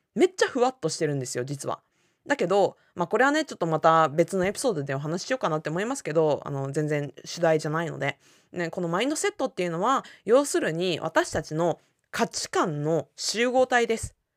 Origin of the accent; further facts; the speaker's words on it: Japan; first language Japanese; 私たちって日本人だから日本語が母語だから